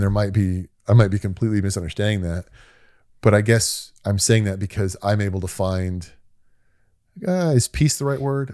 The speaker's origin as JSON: {"language": "English", "country": "United States", "said": "being an American"}